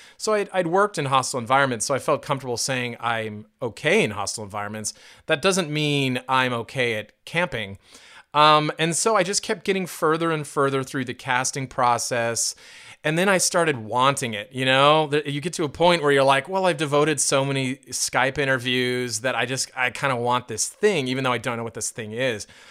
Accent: California, United States; moved away as an adult; also born or lived in Indiana; I went to Indiana University after growing up in California and then traveling around, a lot over the years

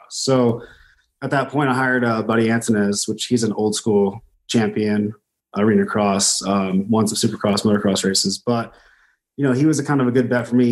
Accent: Temecula, California, United States; now in Boise, United States; I grew up in uh, California, right around Riverside area, Temecula, kind of bounced through my whole life

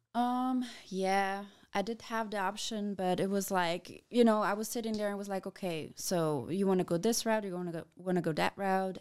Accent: Passau, Bavaria, Germany; now in Fürth, Germany; I was born in Passau

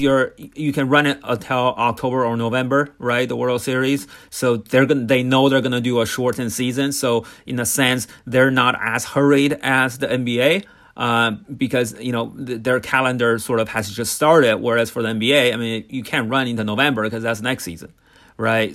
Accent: Bay Area, California, United States; I grew up in the Bay Area

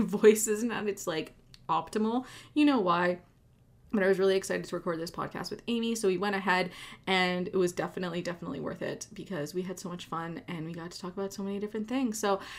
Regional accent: Quebec, Canada; I grew up in Quebec.

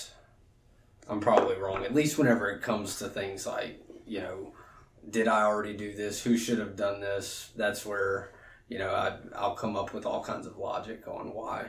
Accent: Alexandria, Louisiana, United States; moved away as an adult; also born or lived in Baton Rouge; I'm from Alexandria. Went to Menard High School, which is a private Catholic school in Alexandria. Graduated in 2006 and moved down to Baton Rouge to go to LSU and never went home.

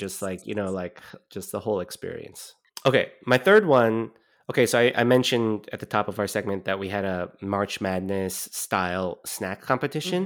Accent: California, United States; moved away; also born or lived in East Coast; I grew up in California

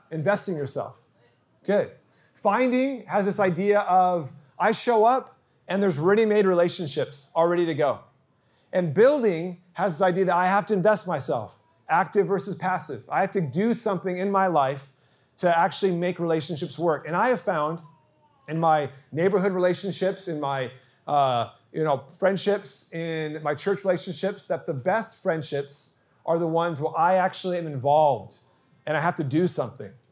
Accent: Santa Barbara, California, United States; moved away as an adult; also born or lived in San Diego; now in Eastvale, United States; I actually ditched church when I was growing up in Santa Barbara.

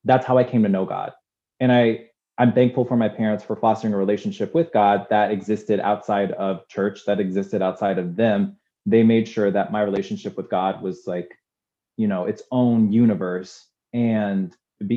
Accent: Durham, North Carolina, United States; I was born in Durham, North Carolina

